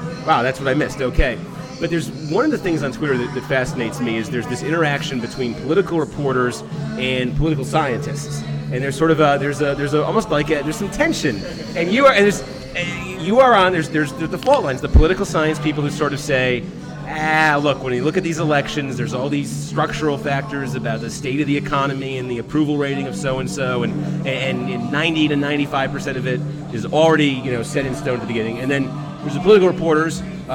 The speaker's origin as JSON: {"language": "English", "region": "Massachusetts", "country": "United States", "tie": "born or raised there", "said": "I grew up in Massachusetts"}